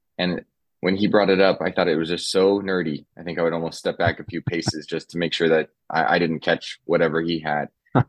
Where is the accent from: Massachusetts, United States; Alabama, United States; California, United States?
California, United States; Southern; moved away; also born or lived in New York City; I grew up in Southern California. I was the oldest of five kids. We were, we'll say lower middle class, maybe. Sometimes just touching on lower class, we were definitely struggling throughout my childhood